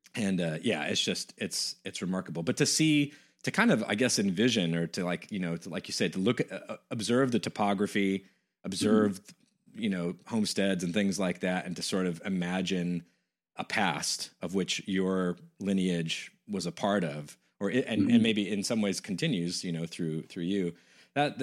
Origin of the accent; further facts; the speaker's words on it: West Coast, United States; moved away; I'm from the West Coast originally